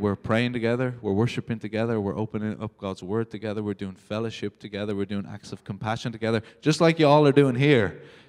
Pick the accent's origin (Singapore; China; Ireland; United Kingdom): Ireland; born or raised there; moved away as an adult